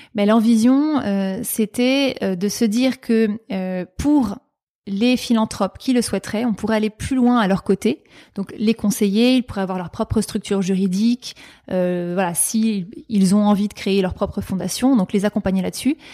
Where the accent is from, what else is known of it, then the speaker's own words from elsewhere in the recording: Paris, Île-de-France, France; j'ai grandi à Paris, mais disons que j'ai des origines notamment du Périgord et des Pyrénées-Orientales